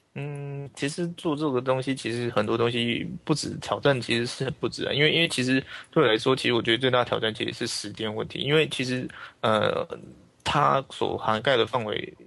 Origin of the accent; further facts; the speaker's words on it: Taiwan; 我是来自台湾的一个伦理工程师